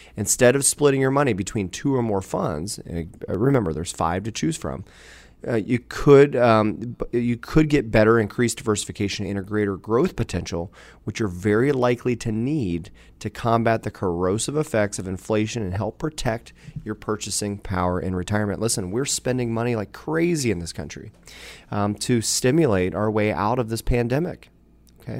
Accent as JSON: {"language": "English", "town": "Dayton", "region": "Ohio", "country": "United States", "tie": "born or raised there", "also_born_or_lived": "Beavercreek, Ohio", "said": "I'm born and raised in, in Dayton, Ohio area"}